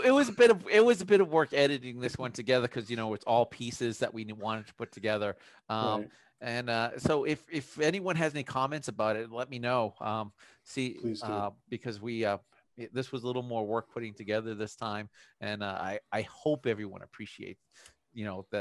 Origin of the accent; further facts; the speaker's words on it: Massachusetts, United States; accent: Boston; You know, I work really hard to get rid of it, and like it takes 2 seconds for me to just hear someone from back home, and I just fall right back into it.